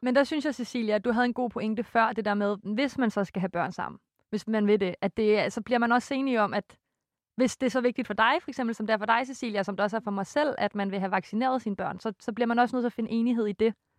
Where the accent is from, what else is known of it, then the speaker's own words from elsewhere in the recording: West Jutland, Central Denmark Region, Denmark; jeg er jo fra Vestjylland